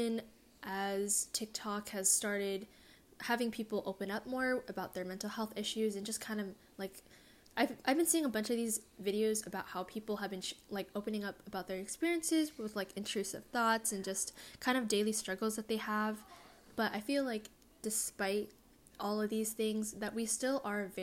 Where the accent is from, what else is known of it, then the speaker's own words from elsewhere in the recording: California, United States; also born or lived in East Coast; an Asian American girl growing up in California. Like, I live in SoCal